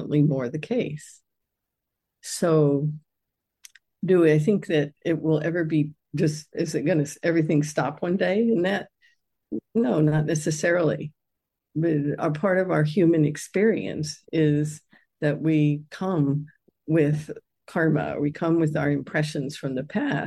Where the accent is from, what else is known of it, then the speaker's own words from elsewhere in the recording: United States; I grew up in the United States